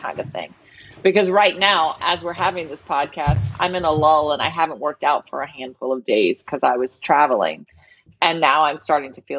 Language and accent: English; the South, United States; now in Louisiana, United States; people are going to know I'm from the South because I have a porch